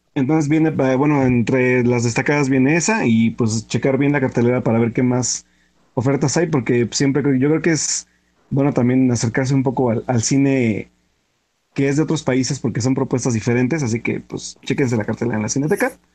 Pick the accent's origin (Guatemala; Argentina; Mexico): Mexico; Pachuca, Hidalgo; soy de Pachuca